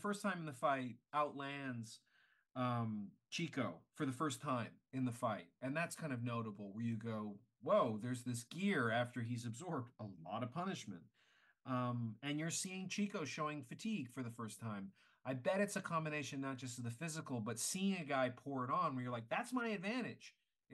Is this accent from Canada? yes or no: yes; Canada; I'm Canadian